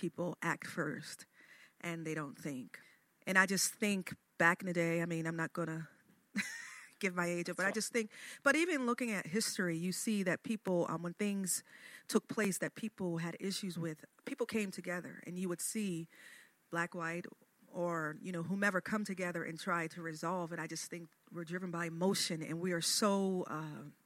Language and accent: English; Chester, Pennsylvania, United States; now in Wilmington, United States; I'm originally from Chester, Pennsylvania